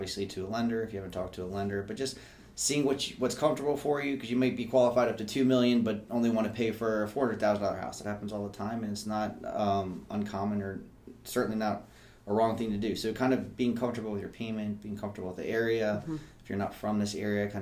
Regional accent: Rockville, Maryland, United States; also born or lived in College Park, Maryland; I've lived in like a 5 mile radius my whole life. I was born in Rockville

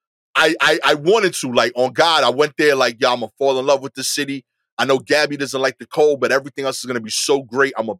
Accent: New York City, New York, United States; I am a New Yorker through and through

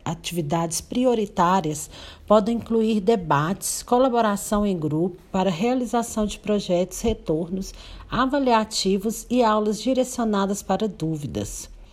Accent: Paracatu, Minas Gerais, Brazil; sou da cidade de Paracatu, Minas Gerais

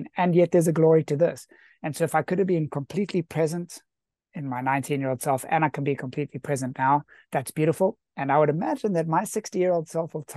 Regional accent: South Africa; I was raised in South Africa

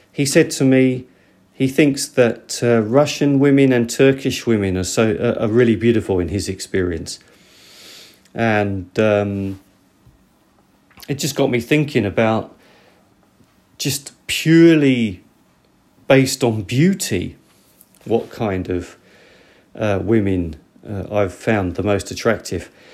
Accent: United Kingdom; moved away; I'm from Britain

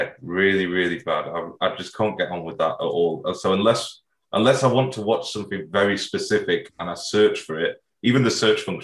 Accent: Sheffield, Yorkshire and the Humber, United Kingdom; I'm from Sheffield

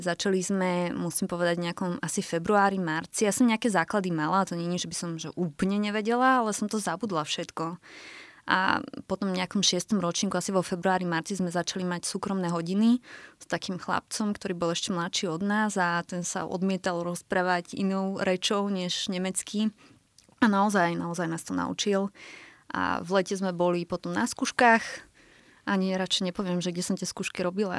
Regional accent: Slovakia; moved away as an adult; also born or lived in Germany; now in Vienna, Austria; ešte niekedy kompletne vrátime na Slovensko

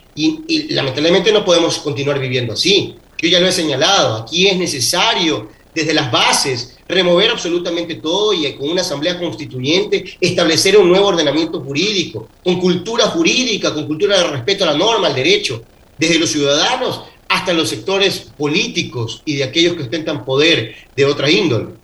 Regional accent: Ecuador

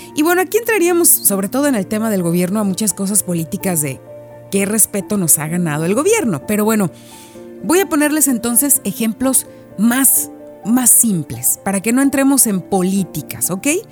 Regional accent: Mexico; moved away as an adult; now in Quebec, Canada; yo soy mexicana

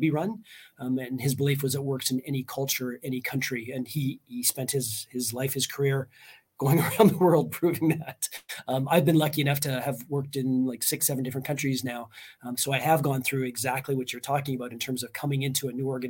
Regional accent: Canada; moved away as an adult; now in Estonia; I'm not Estonian. I'm Canadian, lived and worked in like 8 different countries

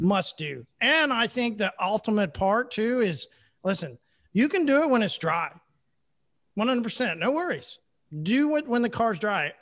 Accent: Oklahoma, United States; I'm from Oklahoma

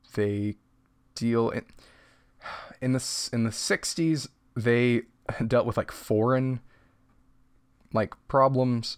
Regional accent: United States

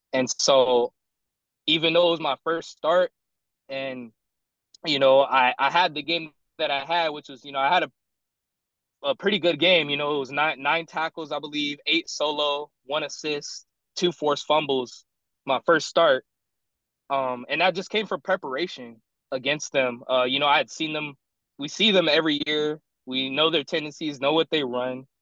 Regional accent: San Diego, California, United States; moved away as an adult; also born or lived in South Dakota; I'm I'm from San Diego

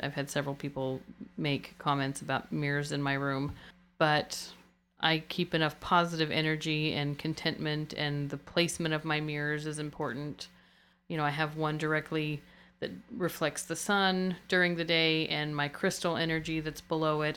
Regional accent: United States; being American

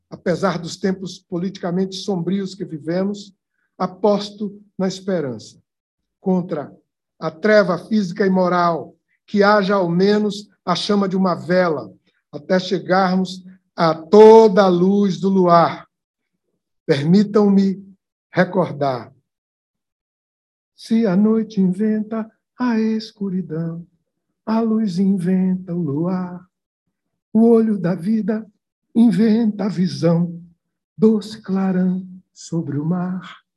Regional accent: Ituaçu, Bahia, Brazil; also born or lived in Salvador; Nascido em Salvador, passei a minha infância em Ituaçu, no interior do estado. Contemplo desta tribuna o menino que fui e me espanto.

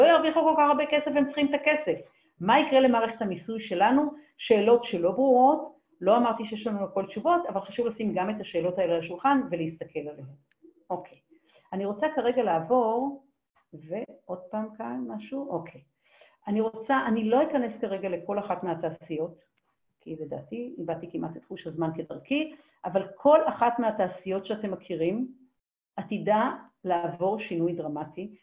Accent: Haifa, Haifa District, Israel; moved away; אני חיפאית במקור, אני מאוד אשמח לגור בחיפה חזרה, עיר מולדתי

